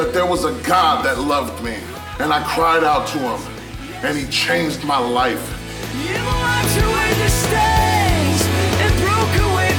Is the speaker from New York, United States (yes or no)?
no; San Francisco, California, United States; I grew up here in the Mission District. I was a gang member, gang banging around, you know, 24th Street.